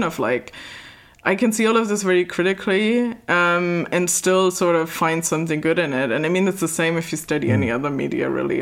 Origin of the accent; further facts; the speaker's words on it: Germany; I'm from Germany